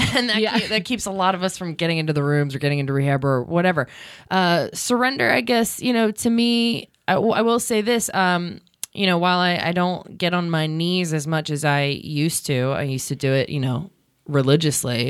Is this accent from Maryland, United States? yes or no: yes; Baltimore, Maryland, United States; moved away; also born or lived in California; I'm from Baltimore